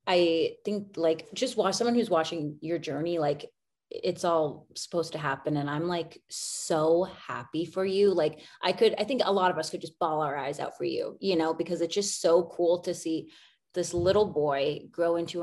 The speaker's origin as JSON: {"language": "English", "town": "Spokane", "region": "Washington", "country": "United States", "tie": "born or raised there", "said": "we're both from Spokane, so you going to Gonzaga, I mean, we went to St. Al's, we went to prep"}